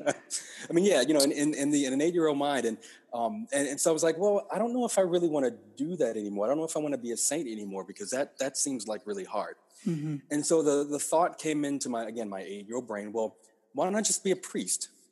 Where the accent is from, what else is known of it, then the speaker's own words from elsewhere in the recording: Lake Charles, Louisiana, United States; moved away as an adult; also born or lived in Nashville, Tennessee; now in Washington, D.C., United States; born and raised in, in Lake Charles